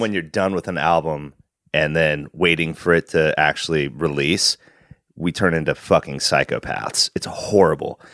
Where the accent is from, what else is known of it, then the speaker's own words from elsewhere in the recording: Wasilla, Alaska, United States; now in Portland, United States; growing up in Wasilla